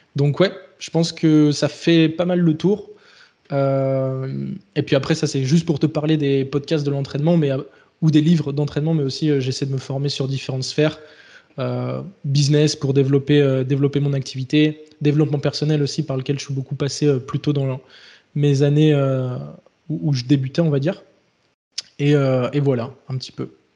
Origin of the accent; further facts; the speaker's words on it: Les Sables-d'Olonne, Pays de la Loire, France; also born or lived in Bordeaux; je suis originaire de Vendée donc euh, les Sables d'Olonne